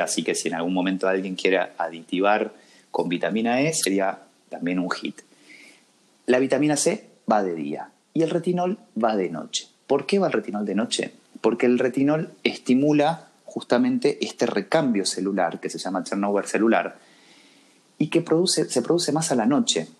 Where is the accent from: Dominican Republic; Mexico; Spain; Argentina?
Argentina; Cruz Alta, Córdoba; moved away as an adult; also born or lived in Rosario; now in Buenos Aires, Argentina; yo soy de Cruz Alta, un pueblito de la provincia de Córdoba, muy chiquitito, y me fui a estudiar a Rosario